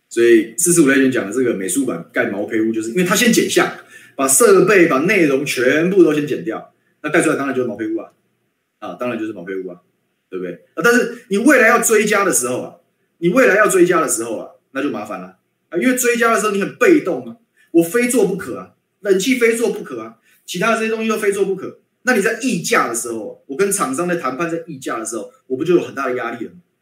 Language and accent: Chinese; Guishan, Taoyuan, Taiwan; 我的家乡